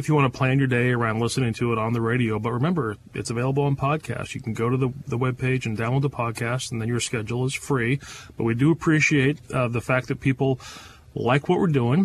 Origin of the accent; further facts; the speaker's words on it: Spokane, Washington, United States; moved away; I spent many of my formative years growing up in Spokane.